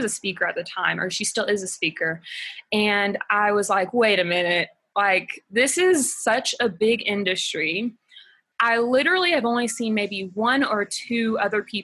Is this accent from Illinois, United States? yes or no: no; Alabama, United States; moved away as an adult; now in Ecuador; I'm originally from Alabama, but we've been living here for going on 3 years now